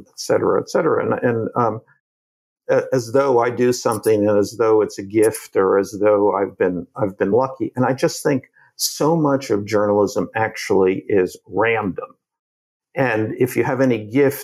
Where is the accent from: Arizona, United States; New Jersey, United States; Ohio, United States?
New Jersey, United States; moved away; I grew up in New Jersey